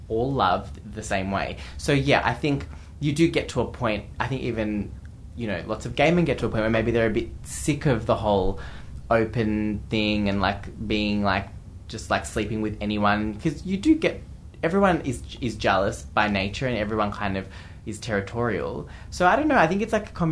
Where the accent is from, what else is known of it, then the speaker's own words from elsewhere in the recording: Geelong, Victoria, Australia; Geelong, my hometown